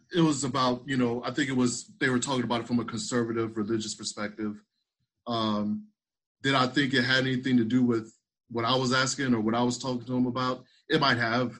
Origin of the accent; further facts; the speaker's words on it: South Carolina, United States; I'm actually from South Carolina